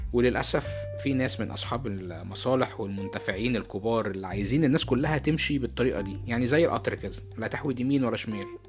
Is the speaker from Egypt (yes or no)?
yes; Egypt; moved away as an adult; now in United States; أنا اتولدت وعشت في مصر لمدة أربعة وعشرين سنة